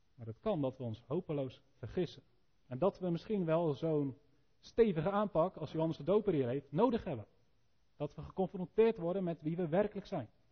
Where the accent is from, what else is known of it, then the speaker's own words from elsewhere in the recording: Elspeet, Gelderland, Netherlands; Nou, ik kom uit Elspeet